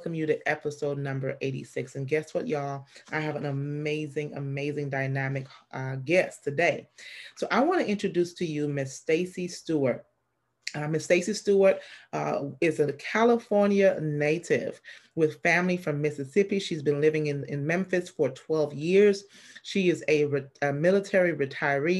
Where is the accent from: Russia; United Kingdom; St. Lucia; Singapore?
St. Lucia; I'm from St. Lucia